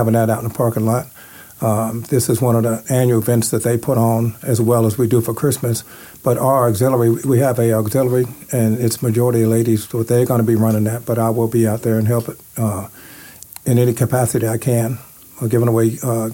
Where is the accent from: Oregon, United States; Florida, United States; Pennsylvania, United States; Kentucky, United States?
Kentucky, United States; Louisville; moved away as an adult; now in Las Vegas, United States; I'm originally from Louisville, Kentucky